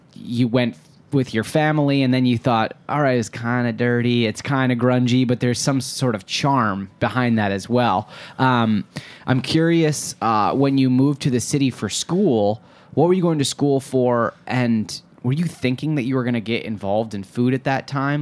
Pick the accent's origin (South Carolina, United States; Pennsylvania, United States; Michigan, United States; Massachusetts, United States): Michigan, United States; Detroit; I'm from Metro Detroit